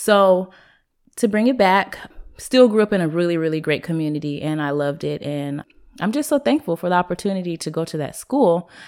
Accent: Seattle, Washington, United States; growing up in Seattle, in the city of Seattle

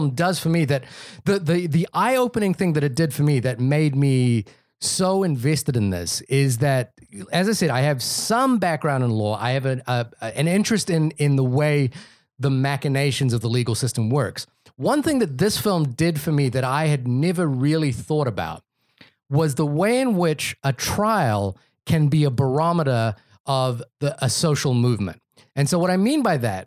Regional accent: New Zealand; growing up in New Zealand

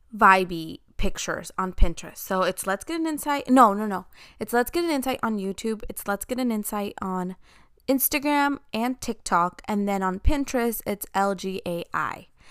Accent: Chicago, Illinois, United States; I grew up in Chicago, so I heard the term homie hopping a lot

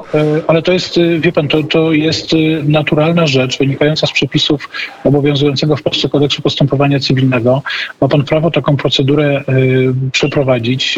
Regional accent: Silesian Voivodeship, Poland; ja ze Śląska

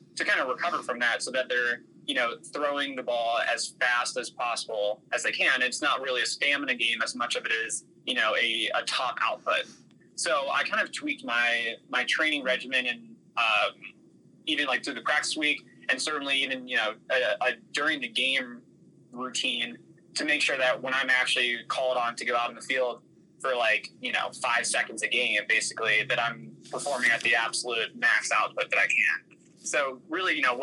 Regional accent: outside of Cleveland, Ohio, United States; I grew up in outside of Cleveland, Ohio

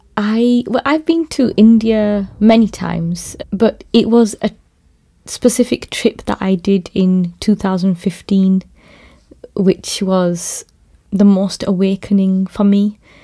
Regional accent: Bradford, Yorkshire and the Humber, United Kingdom; I was born in Bradford.

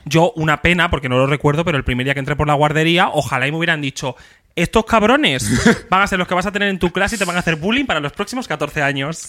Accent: Extremadura, Spain; en mi pueblo había dos colegios y dos institutos y básicamente de un del Sotomayor y Terrazas te ibas al Carande

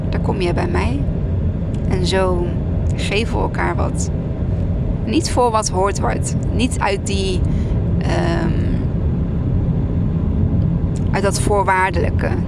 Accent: Arnhem, Gelderland, Netherlands; Ik kom uit Arnhem

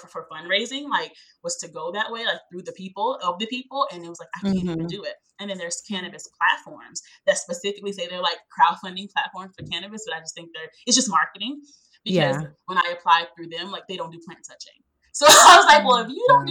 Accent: Chicago, Illinois, United States; now in Georgia, United States; I was born and raised in Chicago

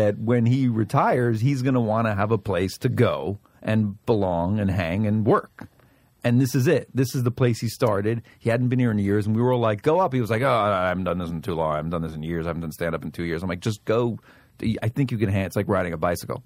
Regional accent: New York City, New York, United States; I am from New York, and I grew up there, and I grew up in the Bronx

